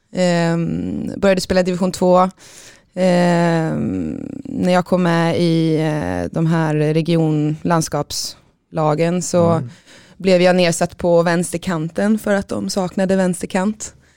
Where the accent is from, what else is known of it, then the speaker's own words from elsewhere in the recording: Tibro, Västra Götaland, Sweden; also born or lived in Sundsvall; har väl spenderat min största uppväxt i, eh, eller största delen av min uppväxt i Tibro, mm. utanför Skövde